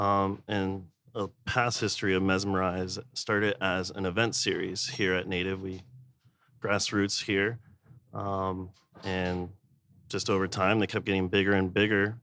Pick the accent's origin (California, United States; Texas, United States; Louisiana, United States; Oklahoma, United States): Texas, United States; San Antonio; moved away as an adult; now in Austin, United States; I'm from San Antonio. Been in Austin for probably like twelve